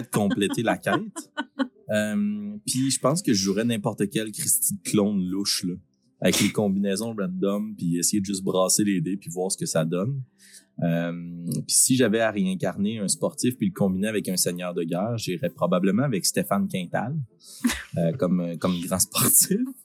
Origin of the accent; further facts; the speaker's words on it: Shawinigan, Quebec, Canada; on vient de Shawinigan